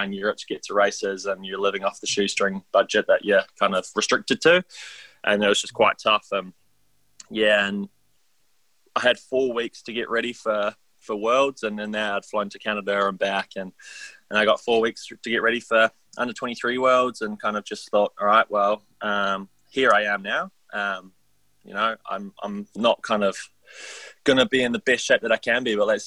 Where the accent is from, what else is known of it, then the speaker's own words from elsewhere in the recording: Taupo, Waikato, New Zealand; also born or lived in England; my hometown